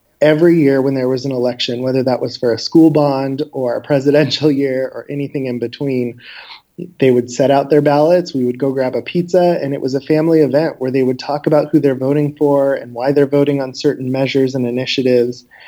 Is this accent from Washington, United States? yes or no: yes; Wenatchee, Washington, United States; growing up in Wenatchee was definitely an experience